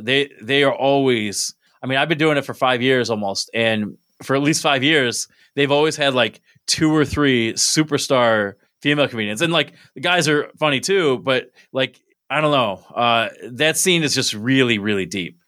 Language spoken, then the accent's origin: English; Binghamton, New York, United States; also born or lived in Maryland; I'm from Binghamton